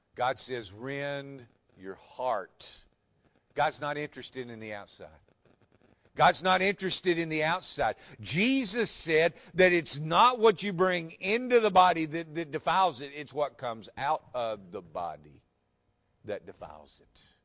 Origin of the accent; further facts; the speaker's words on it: West Tennessee, United States; I grew up in West Tennessee.